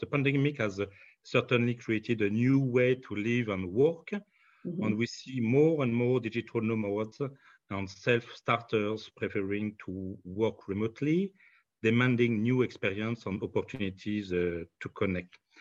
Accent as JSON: {"language": "English", "country": "France", "accent": "French", "second_language": "English", "said": "my French accent"}